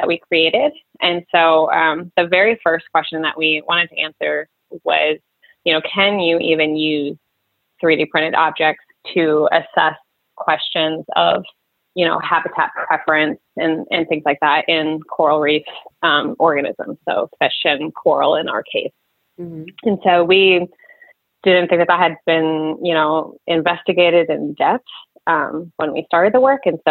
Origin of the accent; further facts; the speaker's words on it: Reading, Pennsylvania, United States; moved away as an adult; also born or lived in Lewes, Delaware; now in Vicksburg, United States; I am originally from Reading, Pennsylvania area.